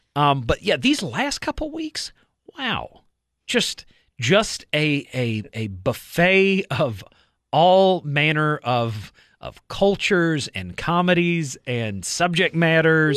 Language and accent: English; Southeast, United States; I grew up in the Southeast